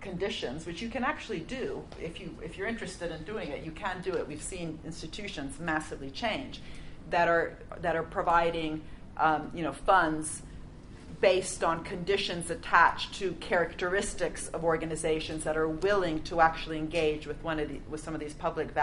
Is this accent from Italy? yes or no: yes; Italy; now in London, United Kingdom; I'm from Italy.